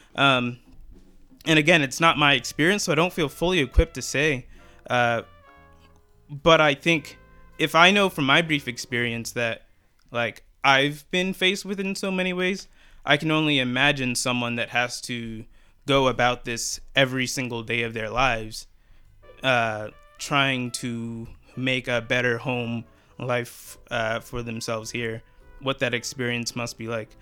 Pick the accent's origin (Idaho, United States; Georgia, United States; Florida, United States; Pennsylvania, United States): Pennsylvania, United States; Philadelphia; used to play for the 76ers, um, my hometown team